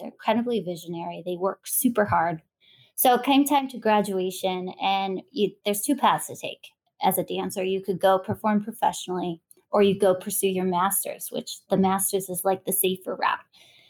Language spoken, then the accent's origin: English; Canton, Ohio, United States; I was born in Ohio.